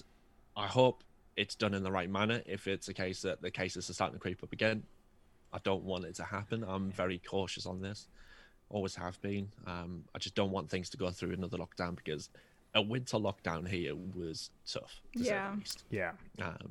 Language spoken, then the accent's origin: English; United Kingdom; I'm British